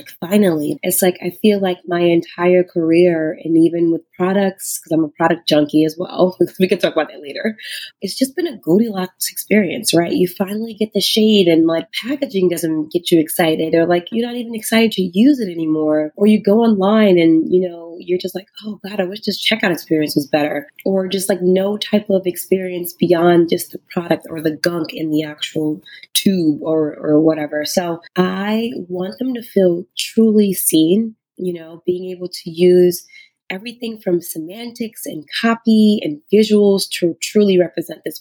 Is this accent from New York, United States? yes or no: yes; New York City, New York, United States; moved away as an adult; I grew up in Harlem